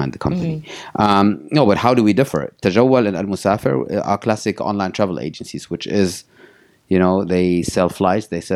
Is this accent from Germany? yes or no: yes; Germany; moved away; I was born and raised in Germany. My parents are both Syrians, left Syria early on.